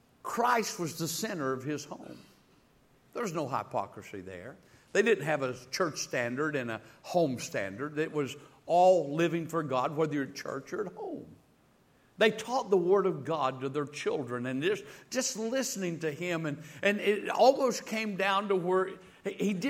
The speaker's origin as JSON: {"language": "English", "region": "the South", "country": "United States", "said": "I'm from the South. I'm not from the North"}